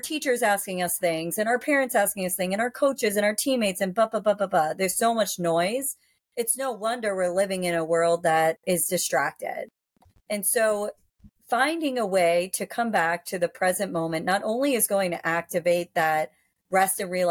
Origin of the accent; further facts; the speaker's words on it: Worcester, Massachusetts, United States; I grew up in Massachusetts, in Central Mass